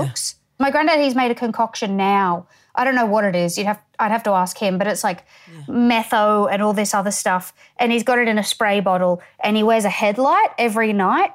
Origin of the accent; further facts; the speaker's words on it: Townsville, Queensland, Australia; also born or lived in Tully, Queensland; I'm from Townsville